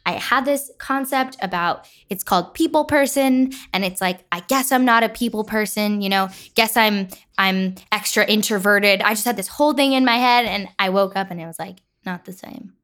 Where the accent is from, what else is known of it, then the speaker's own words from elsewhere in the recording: Nyack, New York, United States; I'm from Nyack, New York.